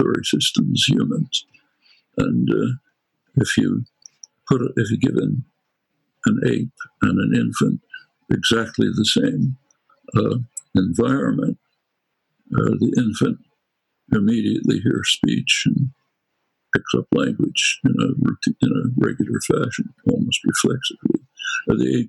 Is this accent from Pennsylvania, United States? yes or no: yes; Philadelphia, Pennsylvania, United States; accent: Northeast Philadelphia; a good dialectician could figure out quickly that I come from Northeast Philadelphia, not from the Ukraine